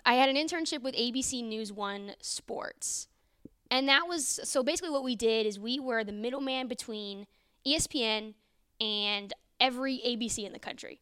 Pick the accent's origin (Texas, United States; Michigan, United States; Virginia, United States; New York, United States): Virginia, United States; Northern; moved away as an adult; also born or lived in Iowa; now in Norman, United States; not from Iowa, from Northern Virginia, uh, D C area.